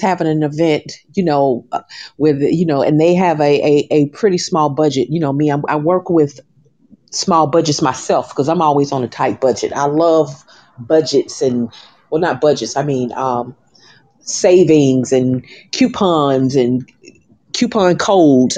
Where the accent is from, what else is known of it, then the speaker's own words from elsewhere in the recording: Birmingham, Alabama, United States; also born or lived in Atlanta, Georgia; now in Miami, United States; people from my hometown, Birmingham, Alabama